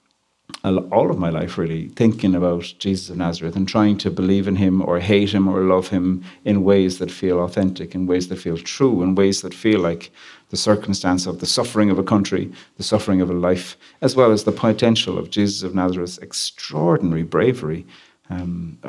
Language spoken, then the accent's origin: English; Ireland; I'm from Ireland